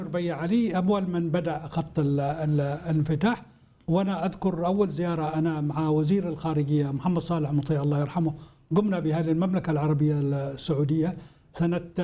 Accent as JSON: {"language": "Arabic", "region": "Hadhramaut", "country": "Yemen", "said": "عندنا في حضرموت"}